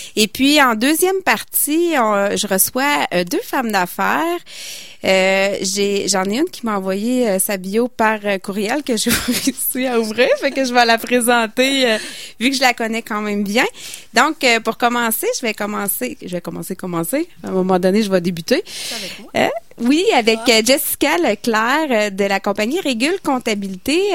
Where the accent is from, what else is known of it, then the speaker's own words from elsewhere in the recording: Stoneham, Quebec, Canada; chez nous à Stoneham